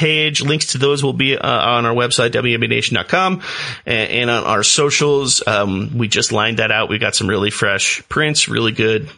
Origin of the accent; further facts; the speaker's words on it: Los Angeles, California, United States; my upbringing growing up in Los Angeles